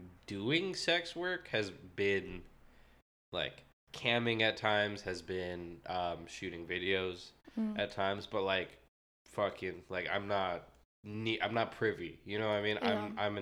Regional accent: California, United States; There was also, so I came from the Bay Area, right?

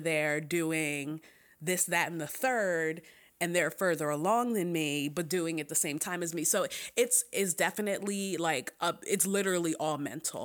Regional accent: Philadelphia, Pennsylvania, United States; I am from Philly

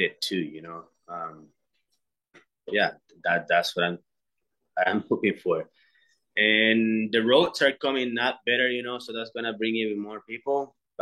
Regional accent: Nosara, Guanacaste, Costa Rica; it's my hometown again.

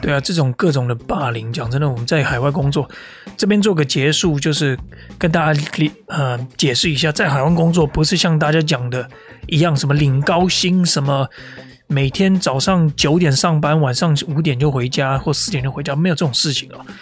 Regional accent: Taipei, Taiwan; now in Melbourne, Australia; 我每天都在想这个， 这个， 这个台北市这个街道的粪水的味道

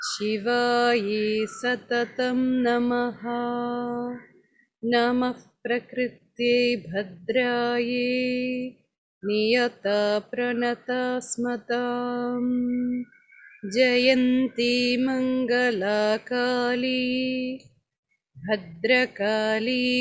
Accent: Prague, Czechia; German is a second language; now in India; Ähm, ich bin in, äh, in Prag geboren, in Tschechien und bin dort auch aufgewachsen, ganz normal, wie auch viele in ihren Heimatländern.

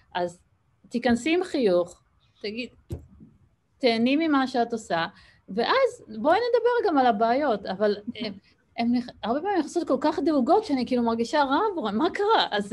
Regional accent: Israel; moved away as an adult; now in Boston, United States; בתור ישראלית

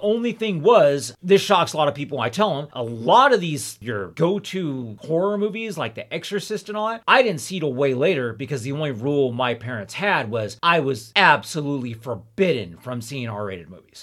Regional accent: Ontario, California, United States; also born or lived in Hesperia, California; I lived in Ontario, California, and Lynn Empire until I was twelve, and then we moved to Hesperia, California, the high desert, and I've been there ever since

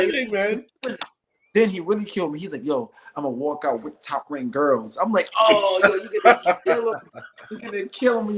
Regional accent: New York City, New York, United States; growing up in Brownsville

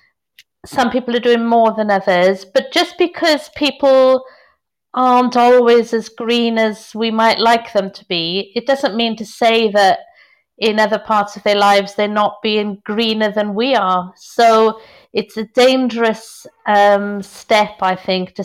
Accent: South Wales, United Kingdom; also born or lived in Merindades, Spain; now in Spain; I'm from South Wales

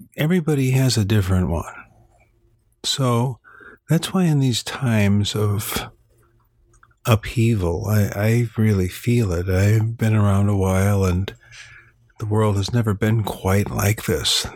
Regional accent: Illinois, United States; I come from Illinois, land of Lincoln

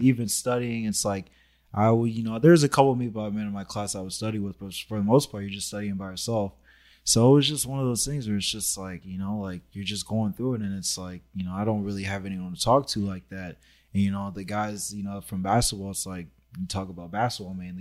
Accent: Los Angeles, California, United States; I grew up in Sherman Oaks, so it was like, my neighborhood was just predominantly, like, just white people.

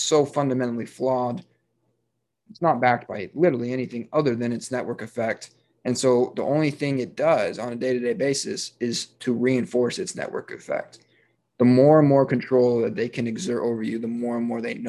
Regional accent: United States; I am an American

